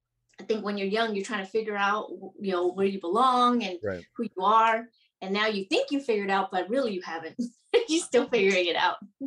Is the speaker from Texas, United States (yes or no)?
yes; Houston, Texas, United States; moved away as an adult; also born or lived in Saigon, Vietnam / Austin, Texas; now in Oceanside, United States; So I grew up in Houston. I came to the U.S. in 1975 with my parents, April 30th, fall of Saigon.